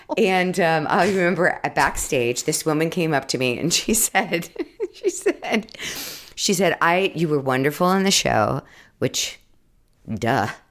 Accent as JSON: {"language": "English", "region": "Ohio", "country": "United States", "tie": "born or raised there", "said": "I grew up in Ohio"}